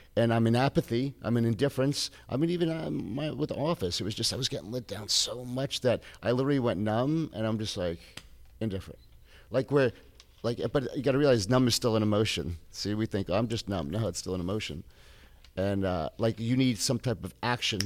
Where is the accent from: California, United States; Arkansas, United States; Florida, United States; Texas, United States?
Florida, United States; Tampa; I grew up in Tampa